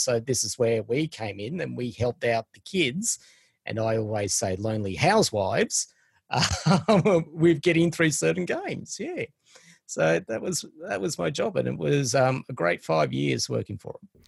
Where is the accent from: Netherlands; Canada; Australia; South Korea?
Australia; also born or lived in Sydney; us Aussies